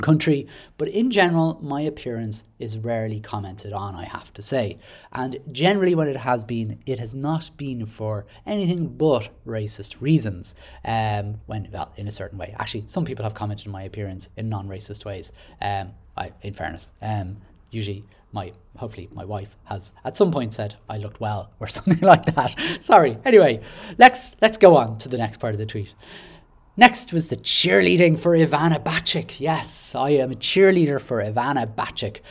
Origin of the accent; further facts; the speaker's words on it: Dublin, Leinster, Ireland; now in Carlow, Ireland; I was born in Dublin, and I now live in Carlow with my wife and child